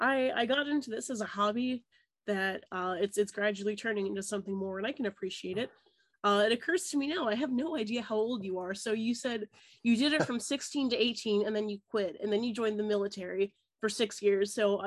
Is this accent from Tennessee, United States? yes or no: yes; Maryville, Tennessee, United States; moved away; also born or lived in Salem, New Hampshire / Massachusetts; and then Tennessee for 15 years